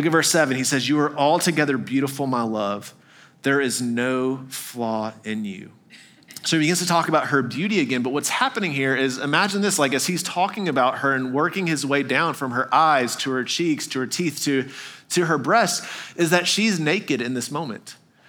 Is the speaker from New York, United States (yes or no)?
no; Arkansas, United States; born there; I was born in Arkansas, so I feel like I can say that, all right?